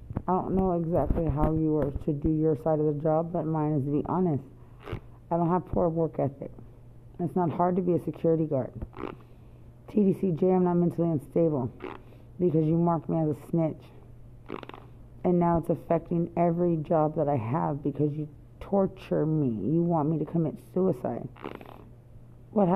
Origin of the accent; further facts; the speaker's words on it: United States; I'm American. I speak English.